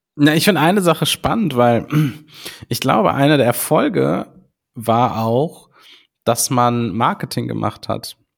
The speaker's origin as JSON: {"language": "German", "region": "Rhineland", "country": "Germany", "said": "bei uns im Rheinland"}